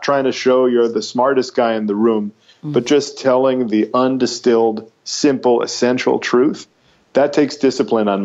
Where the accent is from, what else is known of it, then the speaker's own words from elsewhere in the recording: United States; also born or lived in New York; as an American